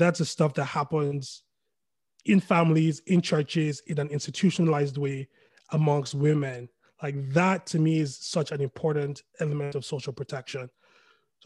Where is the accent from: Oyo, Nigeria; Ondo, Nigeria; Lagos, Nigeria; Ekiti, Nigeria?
Lagos, Nigeria; I was born in Lagos, lived in Lagos all my life. I come from an Igbo family.